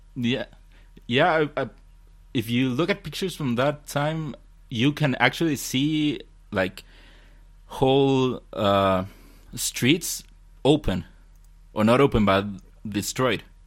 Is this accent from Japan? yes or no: no; Chile; I'm from Chile